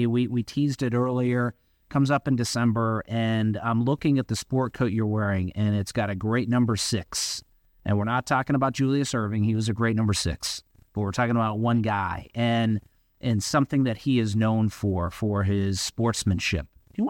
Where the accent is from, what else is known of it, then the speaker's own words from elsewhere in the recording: Central Florida, United States; growing up in Central Florida